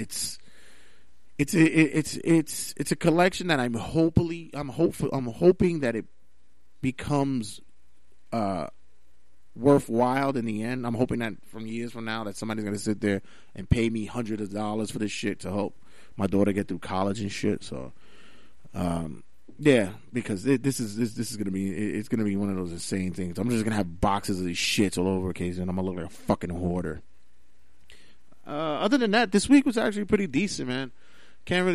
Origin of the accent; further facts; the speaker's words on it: New York, United States; being a New Yorker myself